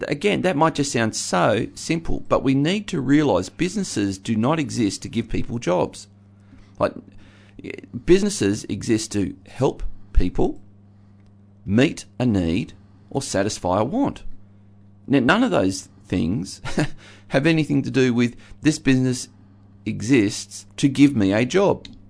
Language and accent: English; Geelong, Victoria, Australia; I grew up in Geelong, a very working class